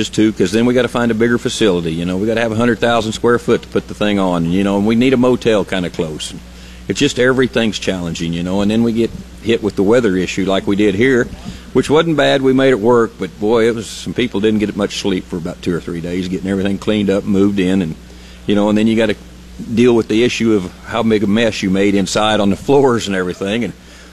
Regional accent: Oklahoma, United States; I'm from Oklahoma, and it's tough down there

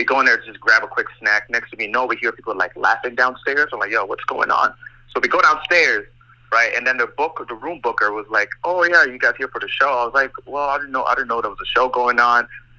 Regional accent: Fort McMurray, Alberta, Canada; also born or lived in Nigeria; I'm from Fort Mac, man. I grew up in Timberley.

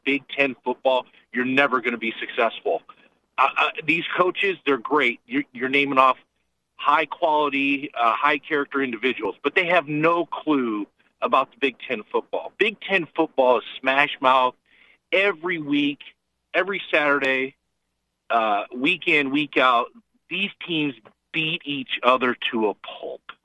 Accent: Ohio, United States; I had the pleasure of growing up in Ohio

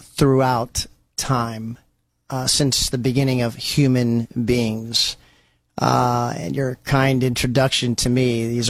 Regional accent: Canton, Ohio, United States; native Stark County, born and raised in Canton, Ohio.

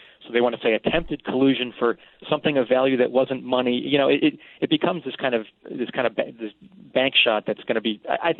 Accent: Massachusetts, United States; I'm from the South Shore of Boston, Massachusetts.

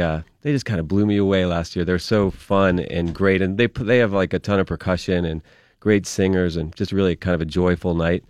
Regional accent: Penn Hills, Pennsylvania, United States; I'm from, I grew up in Penn Hills

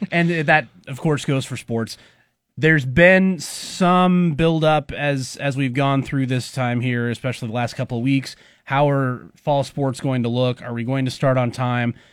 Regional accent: Bellevue, Nebraska, United States; I grew up in Bellevue

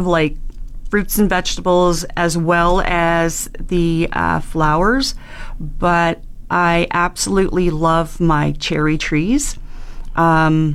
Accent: Annapolis Valley, Nova Scotia, Canada; also born or lived in Cape Breton; now in Fort McMurray, Canada; I grew up in Nova Scotia, Annapolis Valley

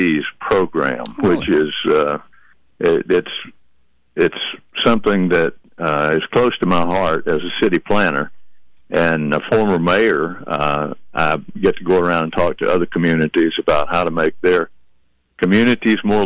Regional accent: Georgia, United States; moved away as an adult; also born or lived in Alabama; now in Chattanooga, United States; I grew up in Georgia

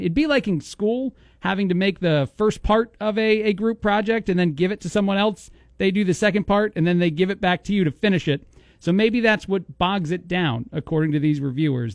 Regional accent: East Coast, United States; now in Bloomington, United States; I'm from the East Coast

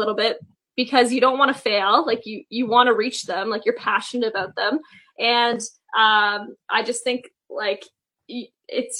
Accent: Toronto, Ontario, Canada; I am a Maple Leafs fan just because I am from Toronto.

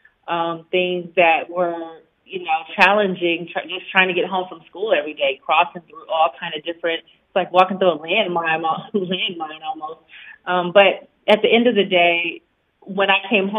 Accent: Los Angeles, California, United States; I grew up in South Central Los Angeles

